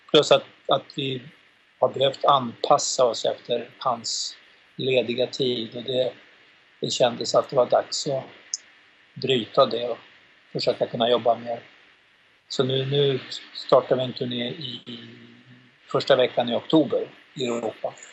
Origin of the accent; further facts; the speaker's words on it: Uppsala, Uppsala County, Sweden; vi har ju haft live har vi haft en kille som är här ifrån från min hemstad Uppsala då Daniel Lands